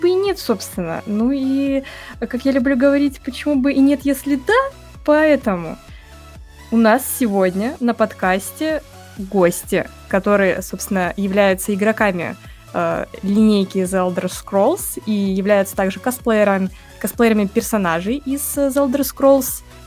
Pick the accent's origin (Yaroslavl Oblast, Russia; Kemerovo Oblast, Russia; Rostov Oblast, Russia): Rostov Oblast, Russia; Rostov-on-Don; Я сама из Ростова-на-Дону